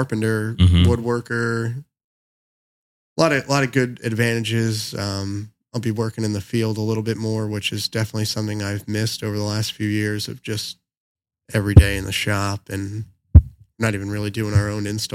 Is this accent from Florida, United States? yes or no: no; Ridgewood, New Jersey, United States; I'm from Ridgewood, New Jersey, Bergen County, about 15 minutes from the GW Bridge